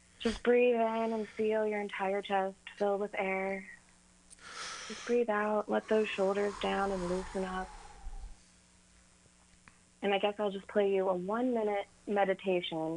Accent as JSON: {"language": "English", "region": "Kentucky", "country": "United States", "tie": "born or raised there", "said": "growing up in Kentucky, you hear a lot of country music"}